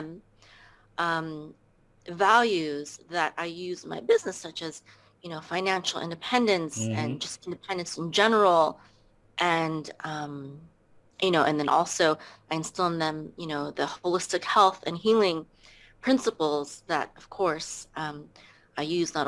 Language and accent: English; California, United States; moved away as an adult; also born or lived in Philippines; now in Texas, United States; I was born in the Philippines, and I came to America when I was around 3 years old, and I lived in California until 2014, and then after that, I moved to Texas